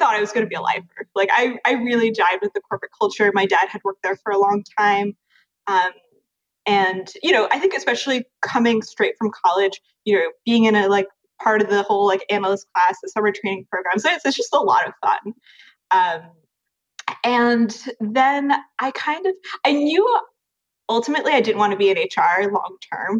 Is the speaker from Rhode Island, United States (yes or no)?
no; Westchester, New York, United States; also born or lived in London / Paris; in New York, I grew up in Westchester and went to the French American School